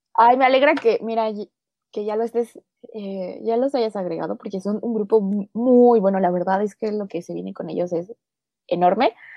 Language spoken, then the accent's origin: Spanish; Mexico City, Mexico; la Ciudad de México, mi ciudad natal